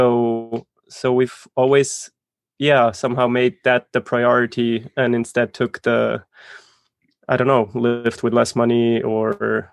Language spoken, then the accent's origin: English; Zurich, Switzerland; I grew up in Zurich.